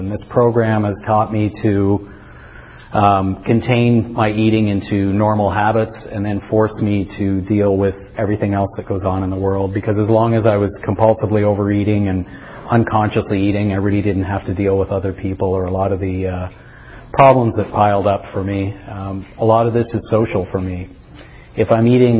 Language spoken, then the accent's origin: English; Toronto, Ontario, Canada; moved away as an adult; also born or lived in Western Canada; I grew up in Toronto